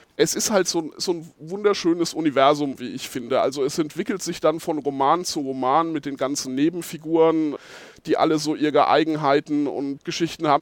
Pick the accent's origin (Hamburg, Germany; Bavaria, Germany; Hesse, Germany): Bavaria, Germany; Geldersheim; ich bin äh, aus Geldersheim bei Schweinfurt